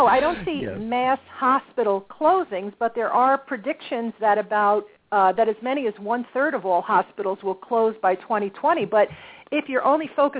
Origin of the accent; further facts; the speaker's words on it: New Jersey, United States; my home state of New Jersey